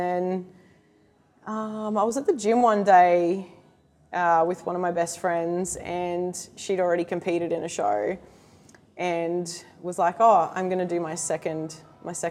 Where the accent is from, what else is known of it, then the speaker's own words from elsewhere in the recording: Cairns, Queensland, Australia; moved away as an adult; now in Gold Coast, Australia; where I grew up in Cairns